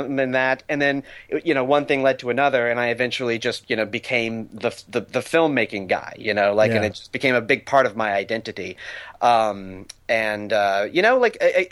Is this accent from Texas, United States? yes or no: yes; Texas, United States; born or raised there; also born or lived in New Orleans, Louisiana / Boston; now in Los Angeles, United States